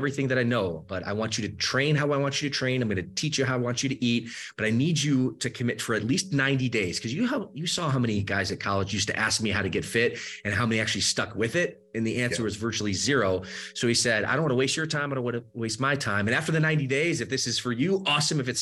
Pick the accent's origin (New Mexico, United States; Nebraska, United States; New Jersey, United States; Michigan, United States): Michigan, United States; moved away as an adult; also born or lived in Georgia; now in Southern California, United States; I grew up the rest of my later part of my childhood, I should say, in the state of Michigan. So I grew up in the Midwest